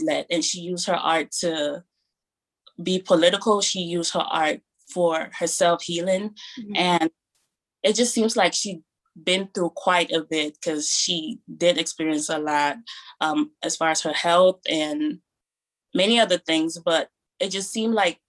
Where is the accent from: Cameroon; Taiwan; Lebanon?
Cameroon; now in Maryland, United States; I grew up in Cameroon